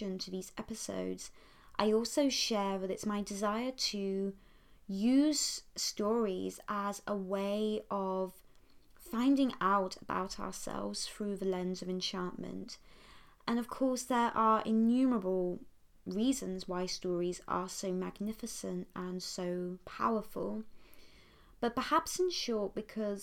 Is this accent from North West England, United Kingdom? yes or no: no; Poole, South West England, United Kingdom; I grew up enjoying a very classical enchanted upbringing in Dorset, which is a county on the south coast of England